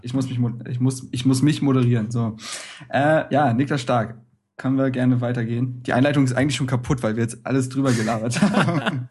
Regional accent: Berlin, Germany; als Berliner

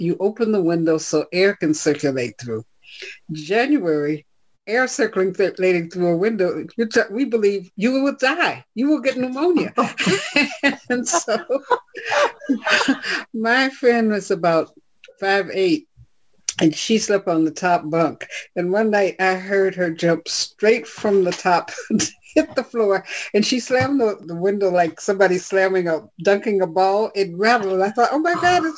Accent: Kansas, United States; moved away; I was brought up in Kansas

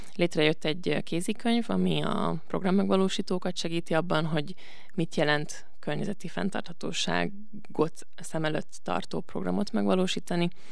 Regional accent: Budapest, Hungary; moved away as an adult; now in Veszprém, Hungary; aztán Budapestre költöztek az egyetemre, egyetem miatt, és én ott nőttem föl

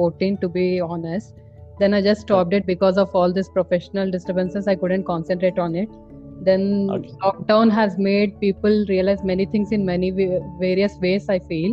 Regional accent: Hyderabad, Telangana, India; I'm from Hyderabad, born and brought up in Hyderabad and grew up in Hyderabad itself

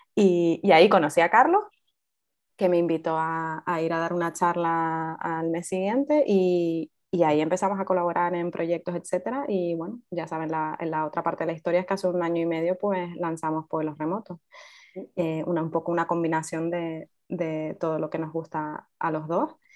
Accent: Fuerteventura, Canary Islands, Spain; nací en Fuerteventura

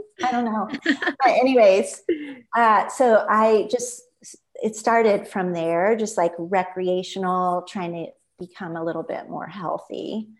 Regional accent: Midwest, United States; I grew up in the Midwest, and I just finally had the light bulb.

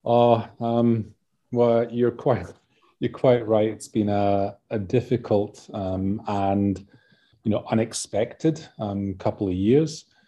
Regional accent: Scotland, United Kingdom; now in Adelaide, Australia; as you can tell from my accent. I'm, uh, you know, from Scotland originally

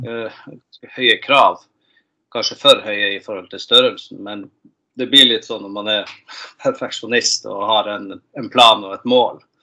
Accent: Tromsø, Troms, Norway; moved away as an adult; now in Gothenburg, Sweden; jeg er født og oppvokst i Nord-Norge, Tromsø

